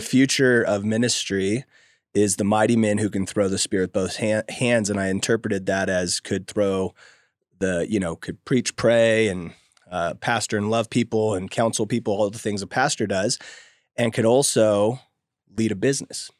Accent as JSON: {"language": "English", "town": "Oakdale", "region": "California", "country": "United States", "tie": "born or raised there", "also_born_or_lived": "Bay Area, California / San Diego, California", "moved": "as an adult", "said": "I grew up in a small little country town called Oakdale, California"}